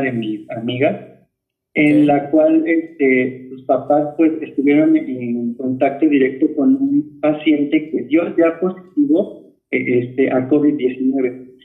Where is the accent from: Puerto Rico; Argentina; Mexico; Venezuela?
Mexico; como mexicanos